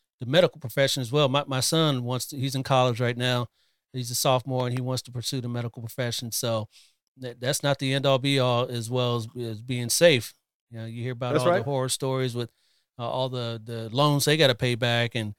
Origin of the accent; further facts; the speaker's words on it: Columbus, Ohio, United States; now in California, United States; I'm originally from Columbus, Ohio, but I've been out here in Cali for, I don't know, 20 something years now